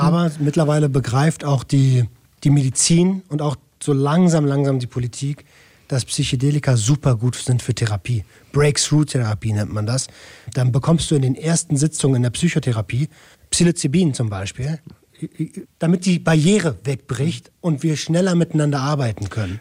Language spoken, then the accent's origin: German; Berlin, Germany; moved away; ich komme aus Berlin-Tempelhof